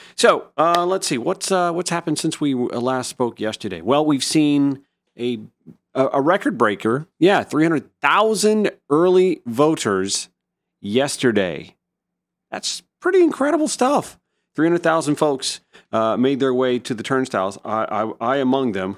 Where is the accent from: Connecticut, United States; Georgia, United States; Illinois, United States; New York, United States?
Georgia, United States; Augusta; now in Atlanta, United States; looking back at my hometown. Yeah, I'm looking at you, Augusta.